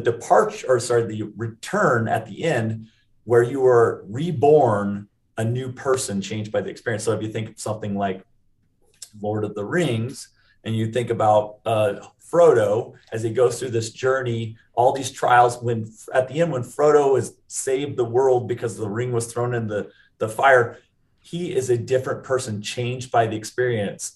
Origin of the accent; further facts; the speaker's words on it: Seattle, Washington, United States; also born or lived in Utah; now in Lehi, United States; I grew up in the Seattle area